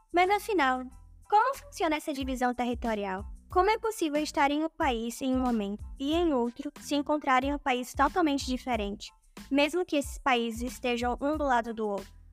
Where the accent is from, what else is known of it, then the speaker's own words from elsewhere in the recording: Brazil; todos nós nos identificamos como brasileiros